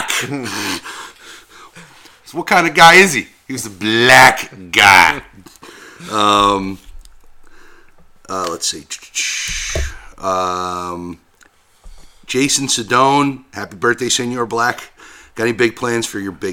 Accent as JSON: {"language": "English", "town": "Jersey City", "region": "New Jersey", "country": "United States", "tie": "born or raised there", "said": "I grew up in Jersey City, which is right next to Hoboken"}